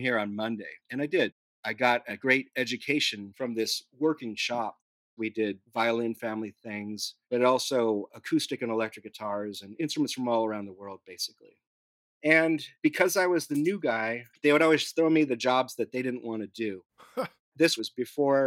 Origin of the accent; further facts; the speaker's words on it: Newhall, California, United States; also born or lived in San Diego; I grew up in Southern California, a little north of Los Angeles, in a small town called Newhall